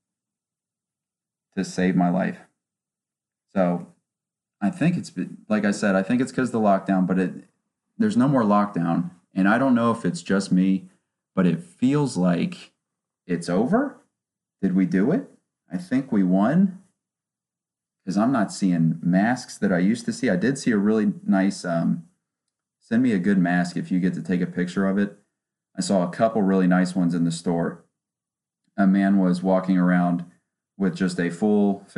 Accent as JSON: {"language": "English", "region": "West Virginia", "country": "United States", "tie": "born or raised there", "moved": "yes", "lives_now": "Ohio, United States", "said": "I grew up in West Virginia, in between Ohio and West Virginia, because of all the family I have out there"}